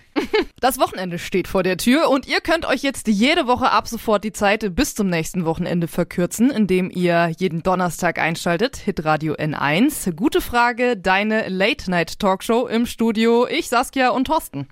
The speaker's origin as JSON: {"language": "German", "region": "Lower Saxony", "country": "Germany", "tie": "born or raised there", "moved": "yes", "lives_now": "Bavaria, Germany", "said": "in meiner Heimat Niedersachsen"}